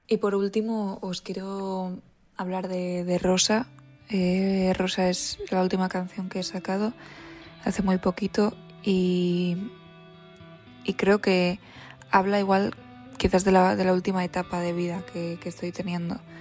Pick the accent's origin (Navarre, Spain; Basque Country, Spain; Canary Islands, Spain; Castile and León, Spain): Basque Country, Spain; San Sebastián; soy de Donosti